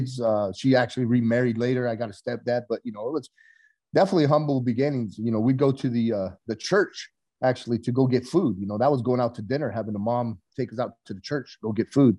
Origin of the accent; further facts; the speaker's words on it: Coolidge, Arizona, United States; growing up in Coolidge, it's near Mexico